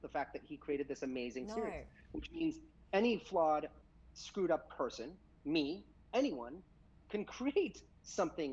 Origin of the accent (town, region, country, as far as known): United States